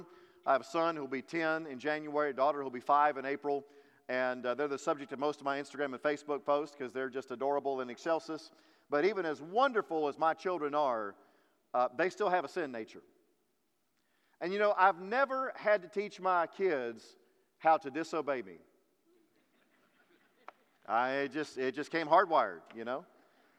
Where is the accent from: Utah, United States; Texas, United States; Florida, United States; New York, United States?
Texas, United States; also born or lived in Kentucky; we're very proud to be Texans